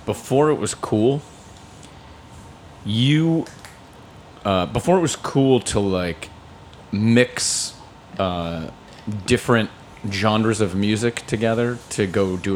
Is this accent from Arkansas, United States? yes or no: no; Erie, Pennsylvania, United States; My friend Dave Timpey, who I grew up with in Erie, Pennsylvania